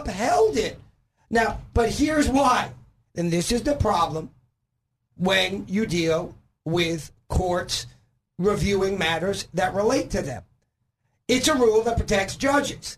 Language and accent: English; New York, United States; also born or lived in Florida; now in Arkansas, United States; I'm originally from New York